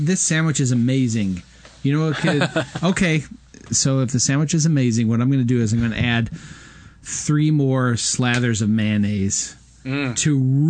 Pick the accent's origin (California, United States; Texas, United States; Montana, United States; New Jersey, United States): California, United States; Southern; Growing up in Southern California